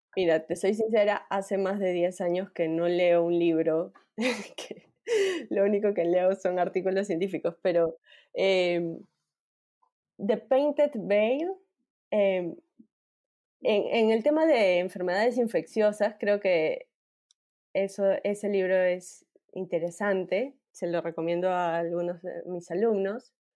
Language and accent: Spanish; Peru; Soy peruana, más peruana